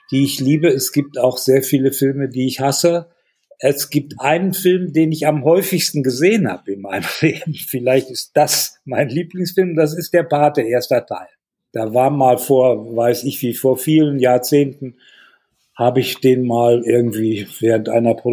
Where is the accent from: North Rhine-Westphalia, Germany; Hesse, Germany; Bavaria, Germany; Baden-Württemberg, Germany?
North Rhine-Westphalia, Germany; Hallenberg; born there; Die waren evakuiert ins Sauerland und äh, deshalb bin ich dann 1946 in Hallenberg zur Welt gekommen, wo meine Eltern noch waren.